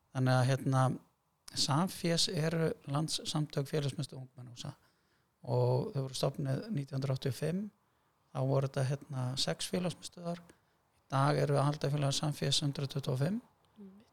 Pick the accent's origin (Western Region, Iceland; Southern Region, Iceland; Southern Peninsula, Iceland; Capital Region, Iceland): Capital Region, Iceland; Hafnarfjörður; moved away as an adult; also born or lived in Germany; að fara að kenna við gamla grunnskóla minn, öldunskóla og var þar í ykkur, ykkur ár og kendi svo hérna, í Flensborg og það var svolítið heimaslöðum